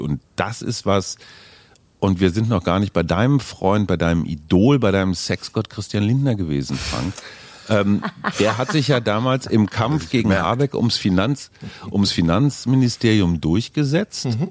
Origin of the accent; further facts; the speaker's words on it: Münster, North Rhine-Westphalia, Germany; moved away as an adult; also born or lived in Munich; now in Berlin, Germany; also ich bin in Münster groß geworden